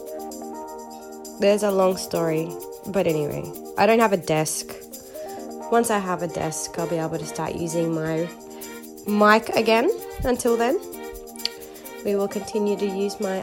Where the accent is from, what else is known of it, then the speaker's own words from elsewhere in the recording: Chile; I'm from Chile